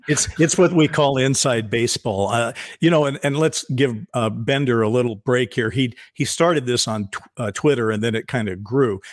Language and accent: English; United States; as an American